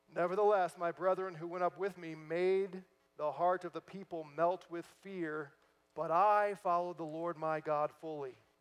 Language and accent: English; St. Louis, Missouri, United States; moved away; I'm from St. Louis originally